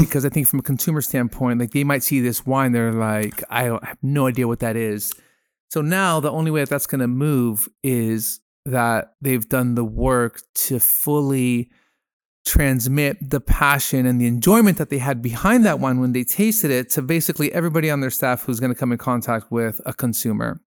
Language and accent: English; Peru; moved away as an adult; I grew up in Peru. I'm half Peruvian. I went to high school down there, um, from thirteen to twenty.